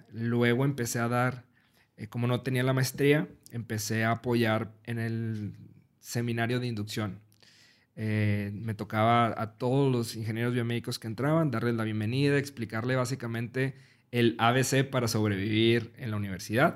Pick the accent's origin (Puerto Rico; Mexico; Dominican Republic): Mexico; yo soy mexicano